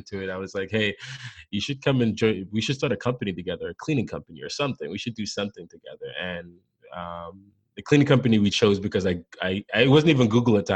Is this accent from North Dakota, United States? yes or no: no; New York City, New York, United States; also born or lived in Jamaica; I came here when I was 7 years old. I'm from Jamaica originally, so immigrant to this country. Grew up here most of the time, but kind of went back and forth to Jamaica. Most of my life is spent in the Bronx, New York